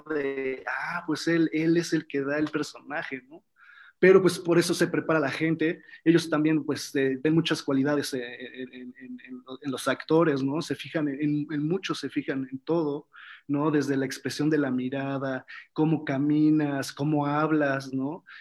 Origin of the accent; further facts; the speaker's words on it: Mexico; also born or lived in Argentina; Yo siendo mexicano en otro país